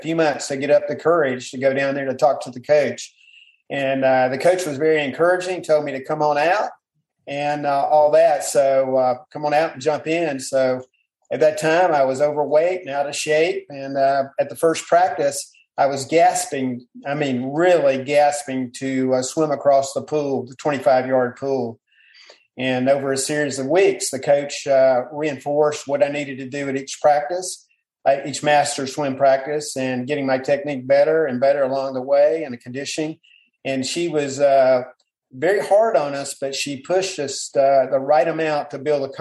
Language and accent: English; Panama City, Florida, United States; I grew up around Panama City, Florida, so I was around the water